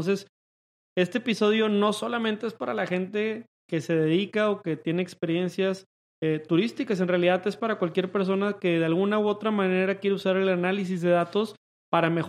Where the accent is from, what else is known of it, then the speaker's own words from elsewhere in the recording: Monterrey, Nuevo León, Mexico; Nosotros somos de Monterrey